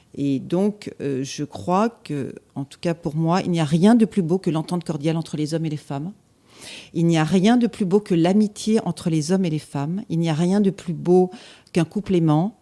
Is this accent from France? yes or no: yes; Annecy, Auvergne-Rhône-Alpes, France; j'ai vécu mon enfance, euh, en Haute-Savoie, à Annecy